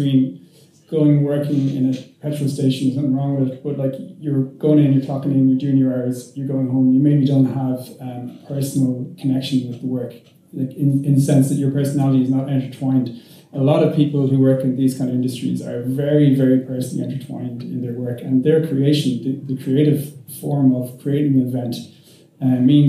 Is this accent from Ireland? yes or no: yes; Limerick, Munster, Ireland; now in Dublin, Ireland; I'm from Limerick